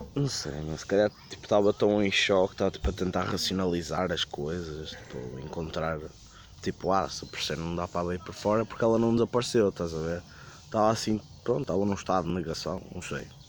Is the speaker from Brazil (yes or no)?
no; Porto, Norte, Portugal; eu sou do Porto, estou perdido em Setúbal